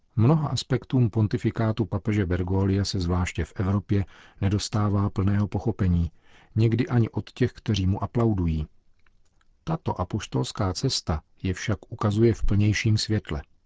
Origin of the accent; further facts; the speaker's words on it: Czechia; my Češi